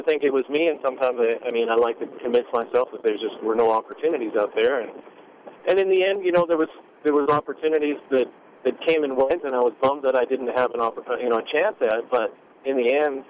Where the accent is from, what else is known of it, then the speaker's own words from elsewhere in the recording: Saskatchewan, Canada; I'm from Saskatchewan, right in the middle, basically right above North Dakota, Montana.